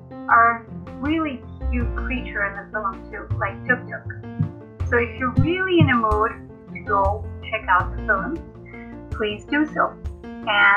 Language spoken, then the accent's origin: English; Mumbai, Maharashtra, India; I am from India, Mumbai